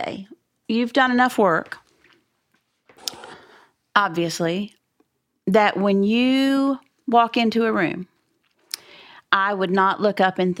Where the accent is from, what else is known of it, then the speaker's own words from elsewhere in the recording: Texas, United States; I'm from Texas